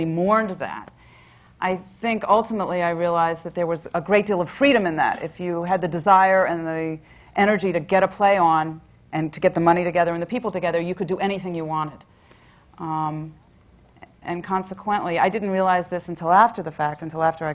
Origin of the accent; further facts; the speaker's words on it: Virginia, United States; I grew up in Virginia